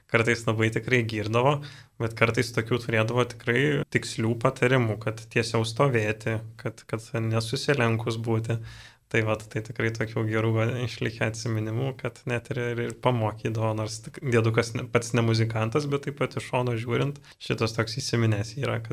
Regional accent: Dzūkija, Lithuania; aš pats esu iš Dzukijos, tai vad seneliai, e, tėčio pusės irgi vad yra iš Dzukijos, toks krosnos e, miestelis yra

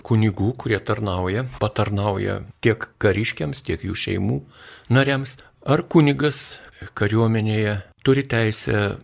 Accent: Lithuania; Mes lietuviai truputį kitokie esame

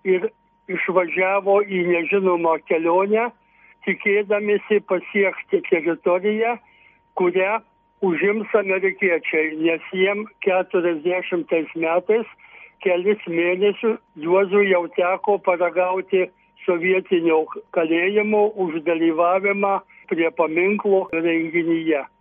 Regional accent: Višakio Rūda, Marijampolė County, Lithuania; Mes gausi šeima, šešių vaikų šeima gyvenom iš mamos tėvų paveldėtam 14 hektarų ūkija Višakio Rūdos kaime.

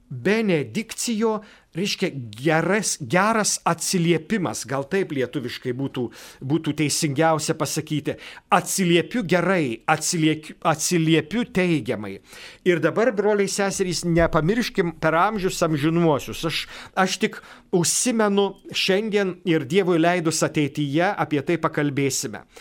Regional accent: Lithuania

